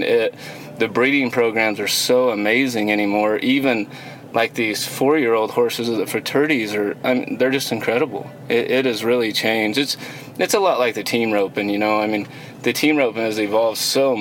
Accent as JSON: {"language": "English", "town": "Fruita", "region": "Colorado", "country": "United States", "tie": "born or raised there", "moved": "as an adult", "lives_now": "Victoria, United States", "said": "Born and raised in Fruta, Colorado"}